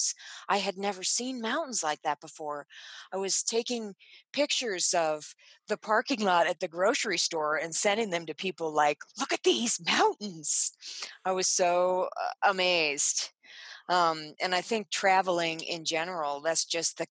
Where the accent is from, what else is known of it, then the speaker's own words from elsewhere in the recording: Richmond, Virginia, United States; moved away as an adult; now in Sun Valley, United States; my hometown of Richmond, Virginia